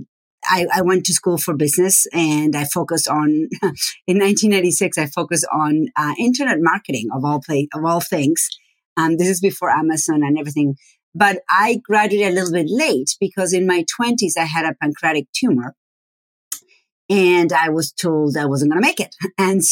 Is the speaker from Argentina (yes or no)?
yes; Argentina; first language Spanish; English is a second language; moved away as an adult; also born or lived in Buenos Aires; now in United States; I am from Argentina, and my first language is Spanish. I grew up, was born and raised until 25 years old